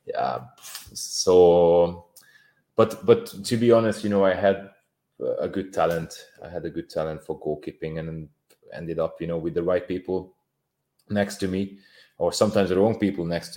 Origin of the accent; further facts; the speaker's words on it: Hungary; English is a second language; moved away as an adult; also born or lived in Bolton, England; I'm coming from Hungary